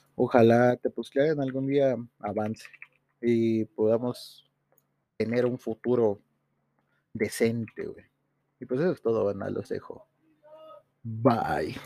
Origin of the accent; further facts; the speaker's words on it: Tepoztlán, Morelos, Mexico; mi pueblo y lo quiero, aquí nací, aquí me crié